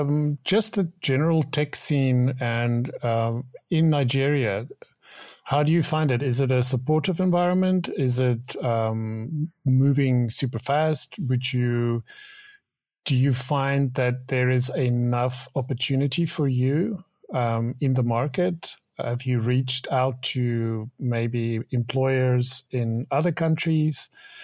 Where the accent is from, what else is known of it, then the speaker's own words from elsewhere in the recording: South Africa; I'm from South Africa, so, you know, same continent.